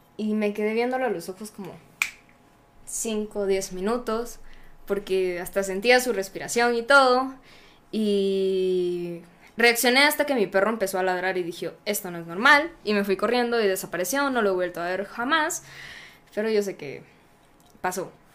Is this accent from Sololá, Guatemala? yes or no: no; Zacapa, Guatemala; Yo soy de Zacapa y yo vivía en Zacapa en ese momento